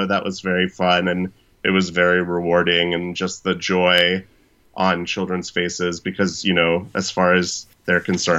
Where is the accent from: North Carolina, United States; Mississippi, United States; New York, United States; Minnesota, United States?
North Carolina, United States; Fort Bragg; born there; I went to Disney World when I lived in North Carolina, because I was born in Fort Bragg, North Carolina.